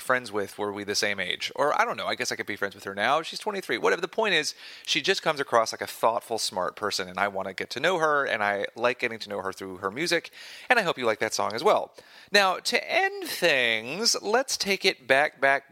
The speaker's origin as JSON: {"language": "English", "country": "United States", "said": "being an American"}